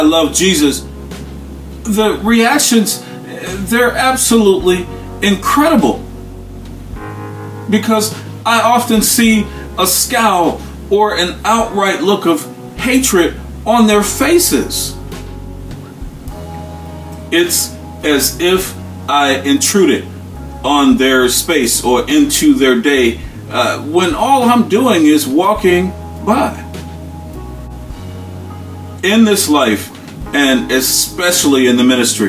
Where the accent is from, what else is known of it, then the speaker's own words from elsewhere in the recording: United States; As African-American people